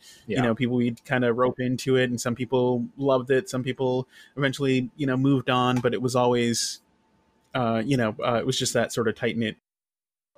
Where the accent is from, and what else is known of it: near Buffalo and Rochester, Western upstate New York, United States; born or raised there